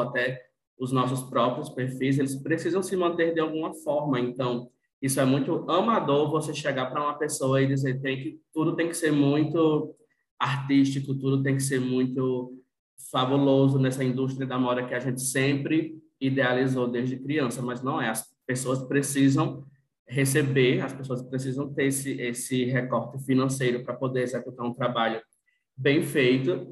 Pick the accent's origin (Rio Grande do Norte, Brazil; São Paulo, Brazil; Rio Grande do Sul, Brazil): Rio Grande do Norte, Brazil; Natal; sou de Natal